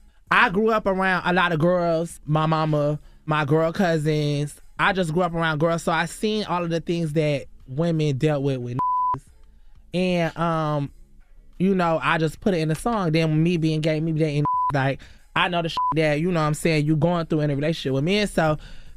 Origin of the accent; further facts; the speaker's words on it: New York, United States; So I grew up in, like, New York and shit, too, which I had got, like, robbed.